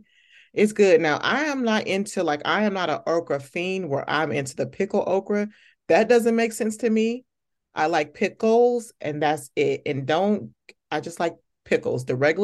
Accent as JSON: {"language": "English", "town": "Okmulgee", "region": "Oklahoma", "country": "United States", "tie": "born or raised there", "said": "I was born in Oklahoma, I'm from Okmulgee, Oklahoma"}